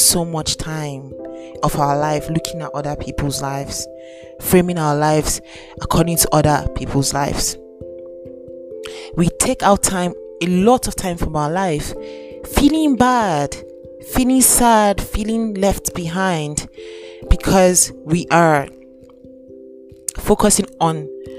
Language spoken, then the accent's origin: English; Nigeria; I'm Nigerian. I'm currently in Nigeria as I am currently making this podcast.